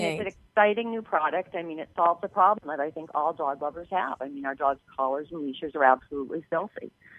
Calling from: Plymouth, Massachusetts, United States; From Plymouth, Massachusetts.

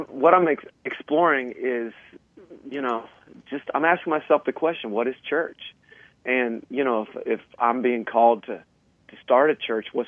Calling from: Kansas City, United States; I'm calling from Kansas City.

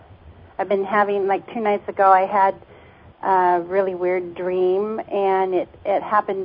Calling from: Mojave Valley, Arizona, United States; I'm from Mojave Valley, Arizona.

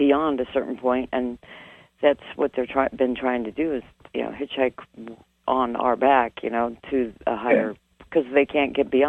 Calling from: Mesa, Arizona, United States; I'm Mesa, Arizona.

